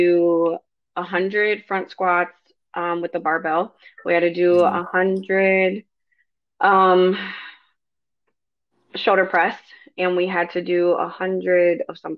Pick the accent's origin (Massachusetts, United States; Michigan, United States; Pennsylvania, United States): Michigan, United States; Grand Rapids; moved away as an adult; now in North Carolina, United States; I grew up in Grand Rapids, Michigan